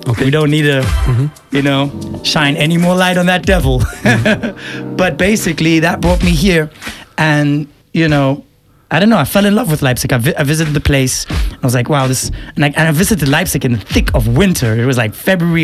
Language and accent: English; Eswatini; I'm from Eswatini, mm-hmm. aka Swaziland